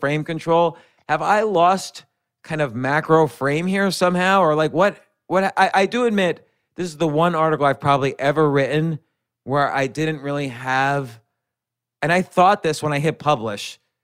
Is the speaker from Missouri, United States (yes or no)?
no; New York City, New York, United States; I was born in Manhattan, raised right around Manhattan, and I've been in Manhattan and New York City my entire adult life.